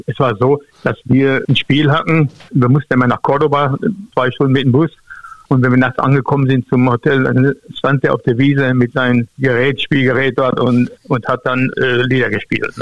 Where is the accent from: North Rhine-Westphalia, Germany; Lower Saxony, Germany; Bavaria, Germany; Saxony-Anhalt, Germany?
North Rhine-Westphalia, Germany; moved away as an adult; also born or lived in Duisburg; Ich komme mal hier aus dem Westfälischen.